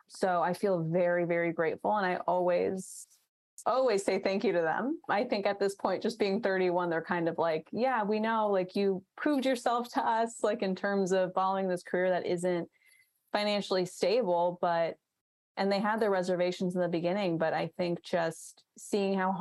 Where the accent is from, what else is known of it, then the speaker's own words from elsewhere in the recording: New York City, New York, United States; I grew up in Queens